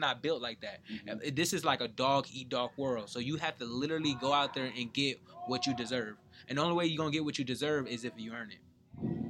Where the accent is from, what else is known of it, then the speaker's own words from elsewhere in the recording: San Bernardino, California, United States; moved away; Growing up in San Bernardino